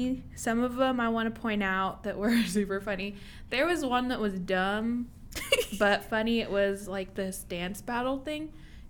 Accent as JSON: {"language": "English", "region": "Texas", "country": "United States", "said": "as a Texan"}